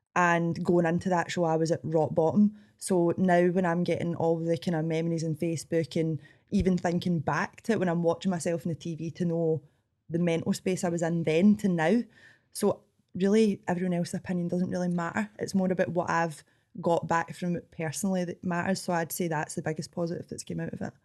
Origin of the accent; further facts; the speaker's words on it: Scotland, United Kingdom; accent: Scottish; I didn't realise how Scottish I sounded